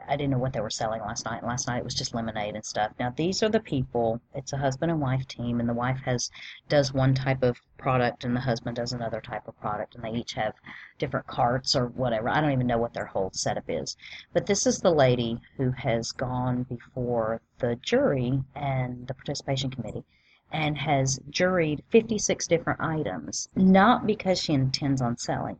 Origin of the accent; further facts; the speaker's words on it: the South, United States; I'm just from the South